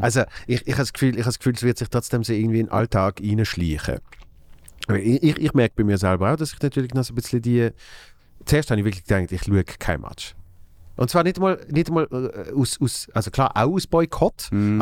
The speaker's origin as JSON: {"language": "German", "town": "Basel", "region": "Basel-Stadt", "country": "Switzerland", "said": "als Basler"}